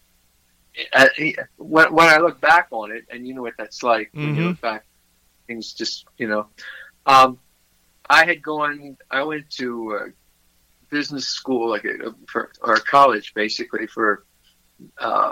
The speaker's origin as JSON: {"language": "English", "town": "Philadelphia", "region": "Pennsylvania", "country": "United States", "tie": "born or raised there", "also_born_or_lived": "Montgomery County, Pennsylvania", "moved": "as an adult", "lives_now": "Melbourne Beach, United States", "said": "I was born in Philadelphia, Pennsylvania, and spent most of my youth there."}